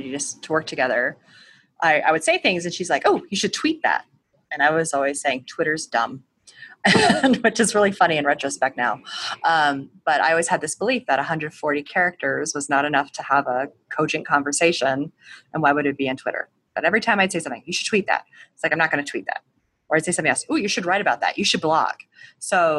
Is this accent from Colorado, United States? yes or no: yes; Colorado, United States; I am from a clan of people who all grew up in the Chicago area, but I grew up in Colorado